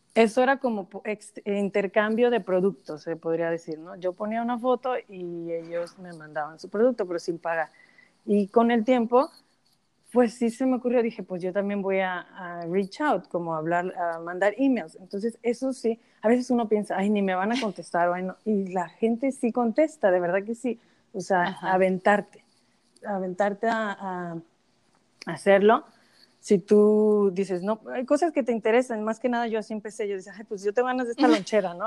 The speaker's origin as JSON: {"language": "Spanish", "country": "Mexico", "moved": "yes", "lives_now": "United States", "said": "yo soy de México, viviendo en Estados Unidos"}